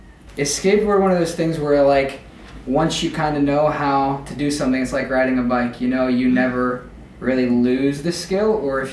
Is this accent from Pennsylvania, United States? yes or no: yes; Pittsburgh, Pennsylvania, United States; I'm from Pittsburgh.